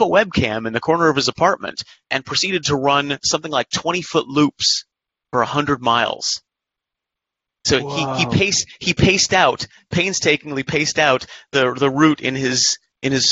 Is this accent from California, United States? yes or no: yes; San Diego, California, United States; San Diego 100, one of my hometown races